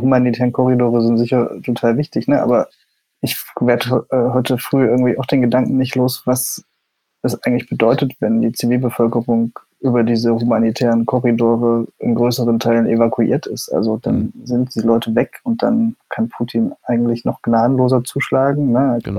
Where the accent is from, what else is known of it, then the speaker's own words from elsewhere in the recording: East Germany, Germany; ich bin ja Ostdeutscher und mhm. habe das sozusagen auch in meinem Aufwachsen, in meiner Familie immer erlebt